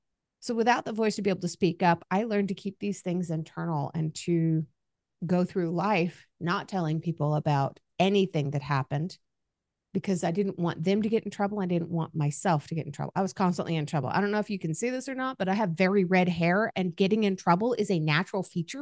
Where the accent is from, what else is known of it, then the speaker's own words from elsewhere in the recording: Kaiserslautern, Rhineland-Palatinate, Germany; born there; first language German; K-Town, Kaiserslautern, was the town outside of that military base. Mm-hmm. Rammstein. So when I was born, my first language was actually German. I spoke to all the neighbors in German. I loved it. My family was American.